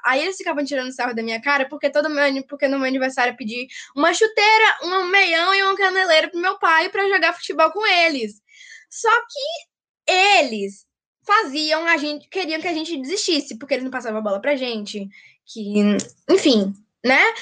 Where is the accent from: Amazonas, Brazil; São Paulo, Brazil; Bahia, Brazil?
Bahia, Brazil; Jequié; sou de Jiquié, na Bahia